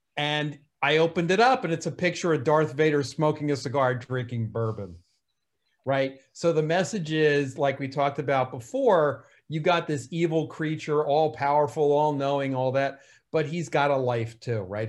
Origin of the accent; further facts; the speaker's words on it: New Jersey, United States; accent: New Jersey; My New Jersey accent